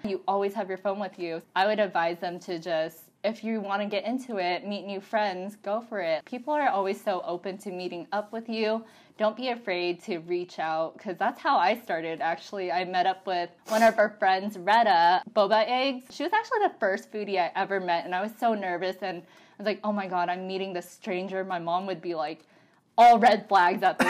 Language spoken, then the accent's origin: English; Portland, United States; moved away; I'm originally not from here. I'm from Portland.